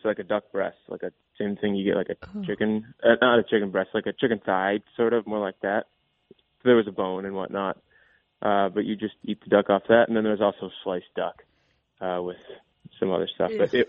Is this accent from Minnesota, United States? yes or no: yes; Minnesota, United States; oh, are you from Minnesota? We all said, yes.